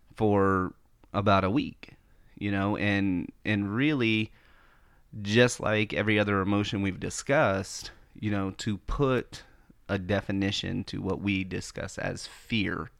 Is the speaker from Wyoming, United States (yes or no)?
no; Florida, United States; being born and raised in Florida, like, I am really familiar with hurricanes